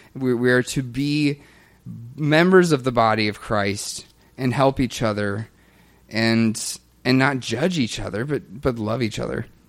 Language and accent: English; the Bible Belt in the South, United States; I grew up in the Bible Belt in the South